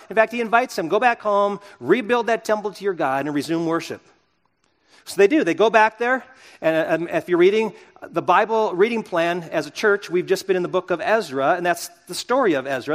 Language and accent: English; United States; I'm an American